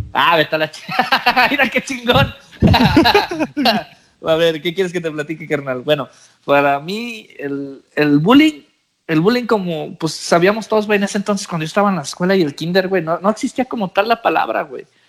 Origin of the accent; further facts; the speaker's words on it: Mexico; first language English; moved away as an adult; now in United States; Yo nací en Estados Unidos y me fui para México. Me llevó mi mamá para México. Pues por ciertas situaciones, güey. Me fui de cinco años.